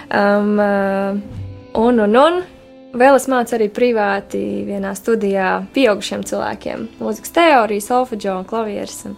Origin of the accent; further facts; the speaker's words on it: Liepāja, Latvia; now in Riga, Latvia; es arī esmu no Liepājas, un es ļoti lepojos ar to. Un, lai arī es dzīvoju Rīgā jau sesto gadu, es nevaru sev nosaukt par rīznieci